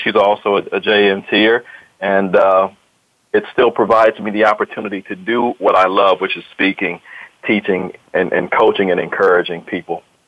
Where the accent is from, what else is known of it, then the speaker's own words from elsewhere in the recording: Akron, Ohio, United States; now in Columbus, United States; I'm uh, originally from Akron, Ohio, as, as uh, this other guy, some people may know in your audience, LeBron James. He's also from my hometown